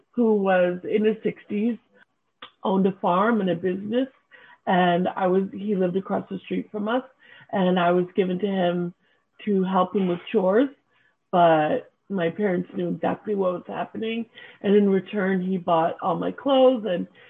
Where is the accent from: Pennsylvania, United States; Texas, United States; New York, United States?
New York, United States; upstate; also born or lived in Santa Barbara, California / Boston / Cape Cod; Lived in Cape Cod for a little while with my adoptive family before we settled in upstate New York. Since I was about four